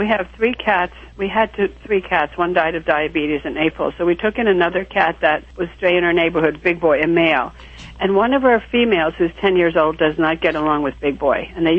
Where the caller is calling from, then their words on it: West Reading, Pennsylvania, United States; I'm calling from West Reading, Pennsylvania.